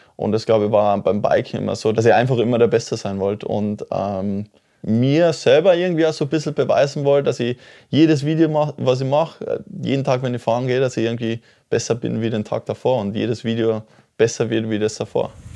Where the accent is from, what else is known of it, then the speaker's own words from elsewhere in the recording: Oberpeischlach, Tyrol, Austria; ich komme aus dem Ort Oberpeischlach, ne? das ist wirklich ganz, ganz ein kleines Dorf